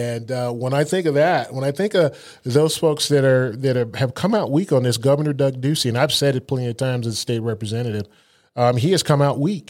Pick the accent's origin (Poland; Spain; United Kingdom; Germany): Germany; I spent a lot of time in Germany. I grew up in Germany. My dad was in the service over there